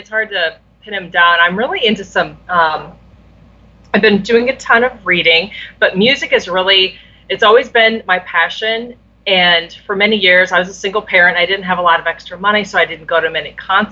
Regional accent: Iowa, United States; I grew up in Iowa

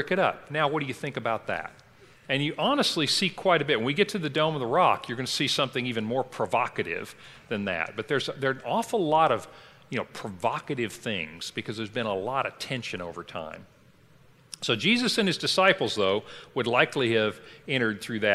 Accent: Kentucky, United States; I grew up in Kentucky, and there we used go down to a town or you go up to a town.

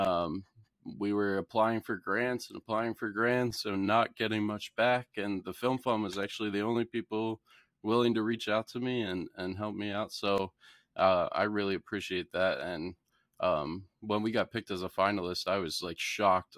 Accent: York, Pennsylvania, United States; also born or lived in Baltimore, Maryland; I am originally from Baltimore, Maryland, but I moved to York, Pennsylvania when I was, uh, young child, like in elementary school

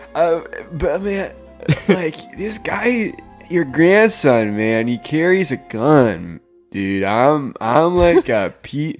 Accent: Canada; I'm Canadian

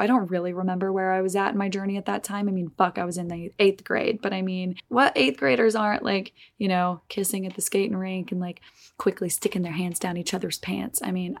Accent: Olive Branch, Mississippi, United States; in my hometown in Olive Branch, Mississippi

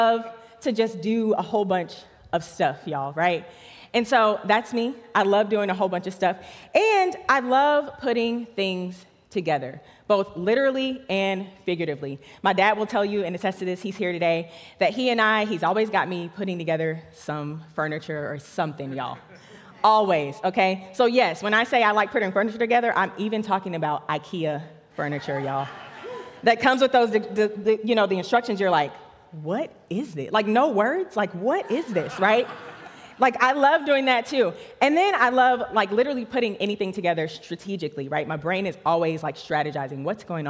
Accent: Charlotte, North Carolina, United States; I grew up right here in Charlotte, North Carolina, right down the street

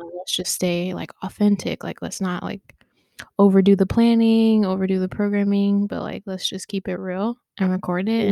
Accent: Dayton, Ohio, United States; been here all my life, been in Ohio, raised, born, raised, all of it

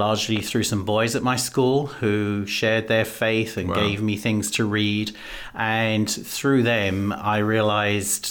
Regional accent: London, United Kingdom; moved away as an adult; also born or lived in Greece / Germany / New Jersey; now in United States; I was born in London in Great Britain, and I grew up there and spent my youth

